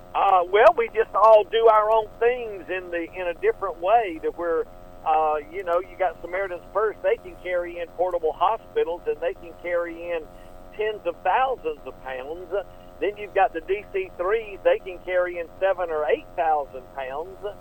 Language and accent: English; Stone Mountain, Georgia, United States; moved away as an adult; also born or lived in Atlanta, Georgia; now in Marsh Harbour, Bahamas; I'm a Southern Baptist, born and raised in Atlanta, Georgia, Stone Mountain, as a matter of fact.